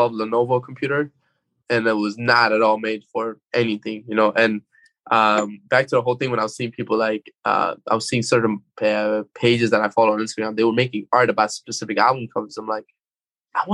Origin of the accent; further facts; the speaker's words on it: Afghanistan; moved away; growing up in Afghanistan